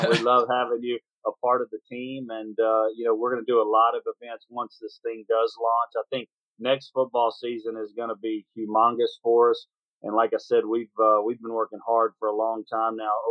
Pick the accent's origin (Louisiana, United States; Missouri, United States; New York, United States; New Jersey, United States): Louisiana, United States; Shreveport; moved away; my hometown, Shreveport, Louisiana.